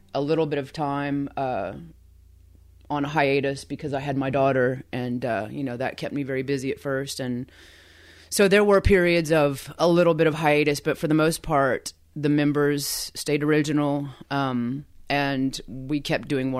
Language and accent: English; Eufaula, Oklahoma, United States; moved away as an adult; I graduated from Eufaula High School. That's my hometown